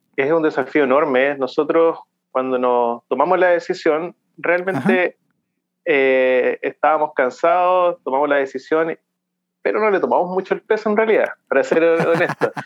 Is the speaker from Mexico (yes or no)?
no; Santiago, Santiago Metropolitan Region, Chile; moved away as an adult; also born or lived in Concepción / Machalí; now in Canada; comencé en Santiago, donde yo nací en Santiago, me crié ahí